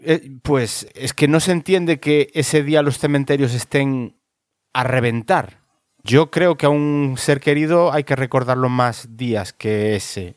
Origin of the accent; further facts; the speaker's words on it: Galicia, Spain; de donde soy yo, en Galicia